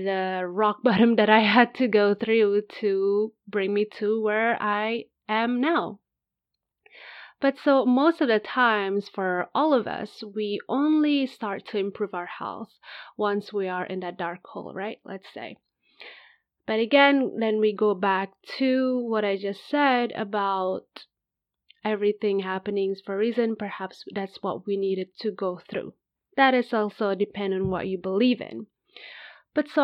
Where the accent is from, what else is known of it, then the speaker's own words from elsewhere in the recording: Indonesia; now in Spain; I'm originally from Indonesia, but at the time of recording this podcast, I currently live in Spain